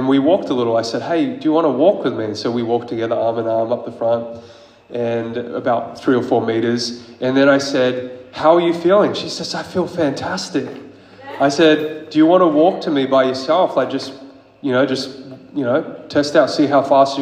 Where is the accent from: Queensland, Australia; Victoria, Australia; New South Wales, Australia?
Queensland, Australia; I'm from Queensland